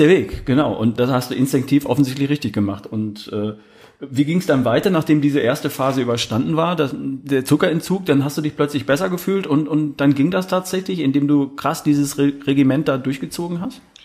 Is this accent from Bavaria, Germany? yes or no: no; Herford, North Rhine-Westphalia, Germany; accent: North German; now in Baden-Württemberg, Germany; Ich bin aus Ostwestfalen, aus der Ecke Wo Herford, Bielefeld. Das ist äh, Kreis Herford ja. bin ich geboren.